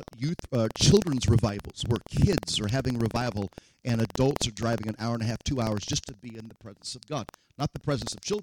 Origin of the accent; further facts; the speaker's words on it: Denver, Colorado, United States; I'm from Denver, Colorado